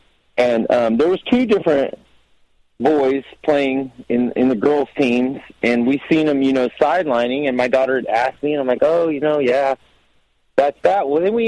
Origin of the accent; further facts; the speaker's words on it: Central Valley, California, United States; I'm actually from the Central Valley, super conservative area